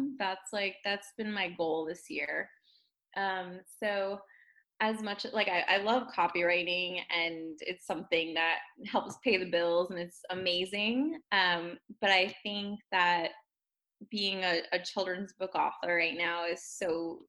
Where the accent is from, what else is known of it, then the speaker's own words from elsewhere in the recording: New Jersey, United States; moved away as an adult; also born or lived in Manhattan, New York; now in Los Angeles, United States; I was born and raised in New Jersey